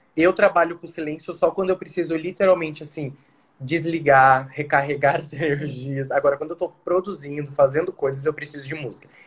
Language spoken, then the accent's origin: Portuguese; São Paulo, Brazil; now in Mato Grosso do Sul, Brazil; eu sou de São Paulo, mas eu fui abraçado pelo Mato Grosso do Sul